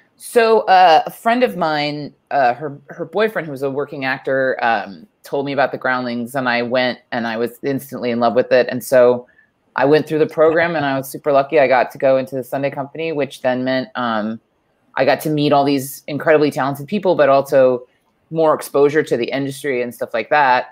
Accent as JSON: {"language": "English", "town": "Honolulu", "region": "Hawaii", "country": "United States", "tie": "born or raised there", "moved": "yes", "said": "I grew up in Honolulu, Hawaii"}